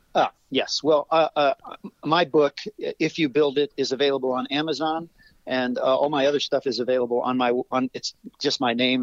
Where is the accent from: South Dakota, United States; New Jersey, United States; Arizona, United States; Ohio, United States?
Ohio, United States; moved away as an adult; also born or lived in Cleveland, Ohio / Chicago; I grew up in Ohio mm-hmm. on a mm-hmm. farm